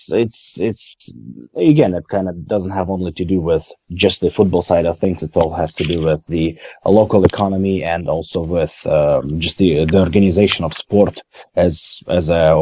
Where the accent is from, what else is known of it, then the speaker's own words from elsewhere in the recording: Russia; it's on my hometown. It's kind of sad to see one of the biggest towns in Russia and not getting a proper football team.